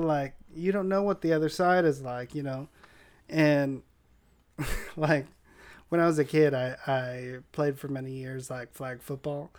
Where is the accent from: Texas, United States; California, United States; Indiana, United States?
California, United States; San Diego; where I grew up in Linda Vista